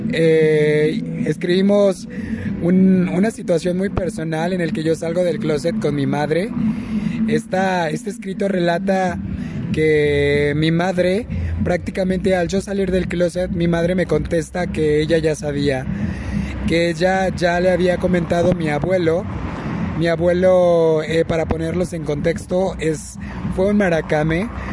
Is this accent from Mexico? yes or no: yes; Nayarit, Mexico; soy del estado de Nayarit, soy de la cultura birrárica